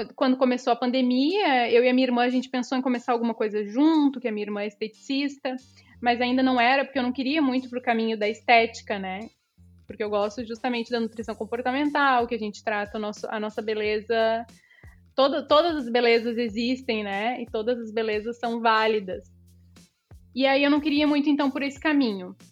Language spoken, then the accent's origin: Portuguese; Cidreira, Rio Grande do Sul, Brazil; moved away as an adult; also born or lived in Tramandaí; now in Porto Alegre, Brazil; Nasci, nasci na, em Tramandaí, mas no outro dia já fui para Cidreira. Hoje, atualmente, moro em Porto Alegre